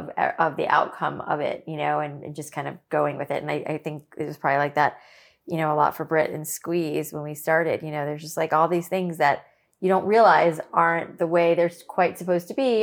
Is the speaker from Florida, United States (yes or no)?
yes; Boca Raton, Florida, United States; Boca is where I grew up.